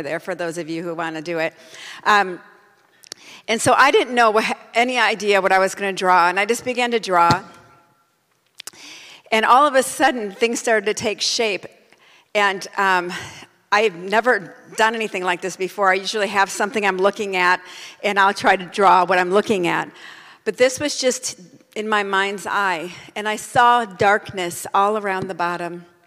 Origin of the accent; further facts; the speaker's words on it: United States; I'm a Christian before I'm an American